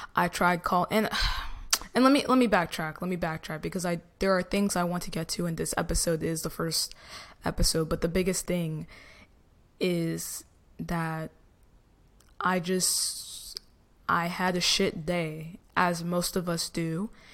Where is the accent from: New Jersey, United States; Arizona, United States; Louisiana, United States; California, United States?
New Jersey, United States; I'm from Jersey